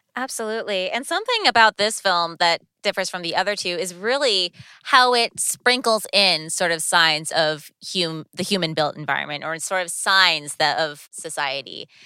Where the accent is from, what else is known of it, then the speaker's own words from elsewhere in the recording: California, United States; speaking as a Californian